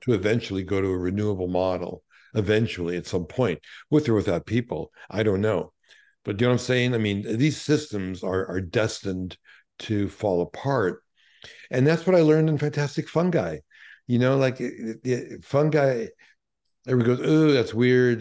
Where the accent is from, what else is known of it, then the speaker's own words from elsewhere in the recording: New York City, New York, United States; growing up in Brooklyn, given my parents were Holocaust survivors